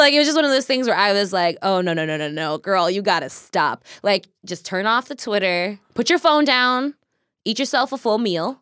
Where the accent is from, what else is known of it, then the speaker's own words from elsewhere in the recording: Kansas, United States; now in Seattle, United States; growing up in Kansas, growing up in the Midwest